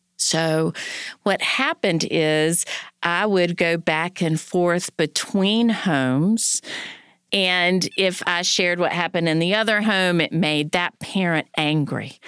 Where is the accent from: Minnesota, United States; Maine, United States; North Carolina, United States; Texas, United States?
North Carolina, United States; I was born in North Carolina in the sixties